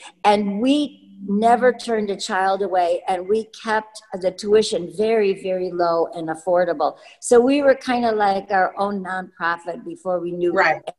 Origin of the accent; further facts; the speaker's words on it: Maywood, Illinois, United States; I grew up in Maywood and went to Garfield School and Proviso East High School.